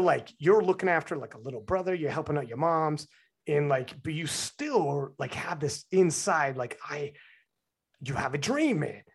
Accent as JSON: {"language": "English", "country": "Canada", "said": "as a Canadian"}